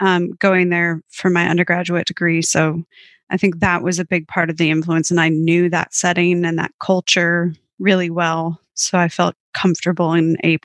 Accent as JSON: {"language": "English", "region": "Minnesota", "country": "United States", "tie": "born or raised there", "also_born_or_lived": "St. Paul, United States / London, United Kingdom", "moved": "as an adult", "lives_now": "Melbourne, Australia", "said": "I grew up in a small town about 3 hours west of Minneapolis"}